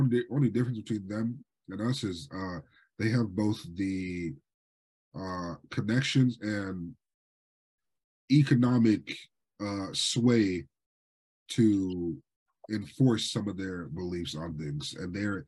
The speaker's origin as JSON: {"language": "English", "town": "Swampscott", "region": "Massachusetts", "country": "United States", "tie": "born or raised there", "said": "Y'all know I grew up in Swampscott. We have a very significant Jewish population, so much so that we get Jewish holidays off from school."}